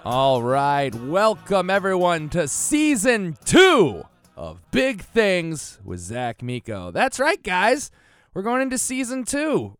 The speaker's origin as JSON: {"language": "English", "region": "Connecticut", "country": "United States", "moved": "yes", "said": "I'm from Connecticut originally."}